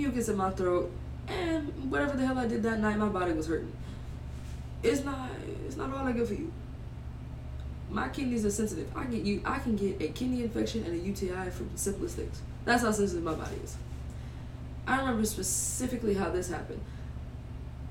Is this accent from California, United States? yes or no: no; Louisiana, United States; I'm from Louisiana